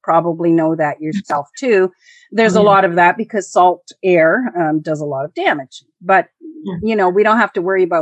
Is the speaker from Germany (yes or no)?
no; Canada; first language English; we're Canadian